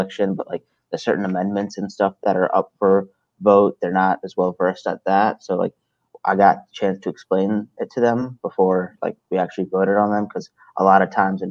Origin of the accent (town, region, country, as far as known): Salisbury, Maryland, United States; born or raised there; also born or lived in Brooklyn, New York